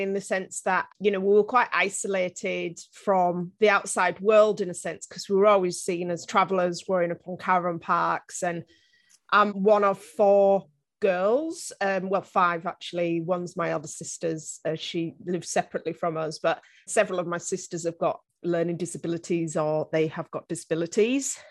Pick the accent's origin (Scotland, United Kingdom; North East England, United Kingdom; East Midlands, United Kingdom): North East England, United Kingdom; northeast coast of England; I actually grew up on the northeast coast of England, as you can probably tell by my very strong Game of Thrones accent.